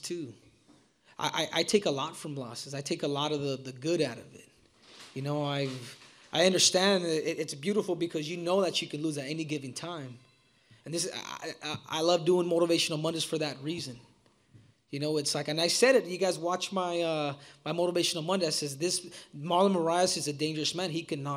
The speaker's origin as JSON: {"language": "English", "country": "United States", "said": "I am an American. But you know, the from Mexican descent"}